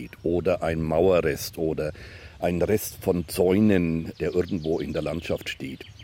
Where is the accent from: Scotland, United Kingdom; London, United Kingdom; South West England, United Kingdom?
South West England, United Kingdom; Bristol; German is a second language; Wir kommen aus Bristol in England, in Südwestengland.